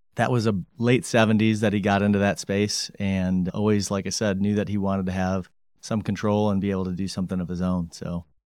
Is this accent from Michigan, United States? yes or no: yes; Grand Rapids, Michigan, United States; also born or lived in Bloomington, Indiana / Detroit, Michigan; born and raised in Grand Rapids, Michigan